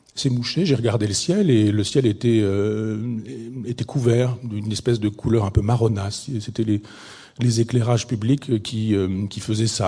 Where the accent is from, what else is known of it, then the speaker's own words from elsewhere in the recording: Chambois, Normandy, France; c'est mon village natal